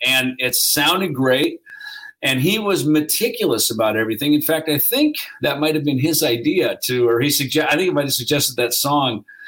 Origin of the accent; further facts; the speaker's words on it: United States; I'm from America